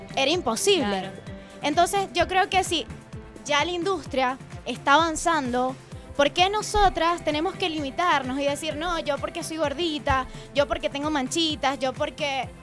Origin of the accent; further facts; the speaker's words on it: Venezuela; moved away as an adult; also born or lived in Chillán, Chile; now in Santiago, Chile; en Venezuela, bueno, tenía mi nombre, podía asistir a eventos sociales, tenía portadas de revistas, pero para nadie es un secreto que tú emigras